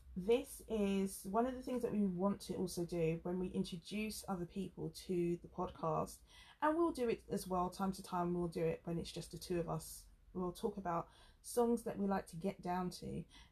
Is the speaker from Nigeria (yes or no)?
no; England, United Kingdom; accent: very English; Me with my very English accent